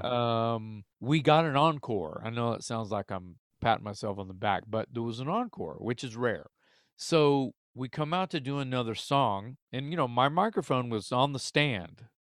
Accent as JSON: {"language": "English", "region": "the South", "country": "United States", "said": "we're from South"}